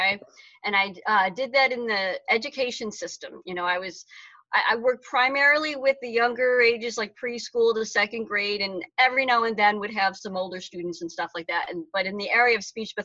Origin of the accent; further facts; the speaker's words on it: Utica, New York, United States; moved away as an adult; now in Auburn, Massachusetts, United States; I'm originally from Utica, New York, which is in central New York, nowhere near New York City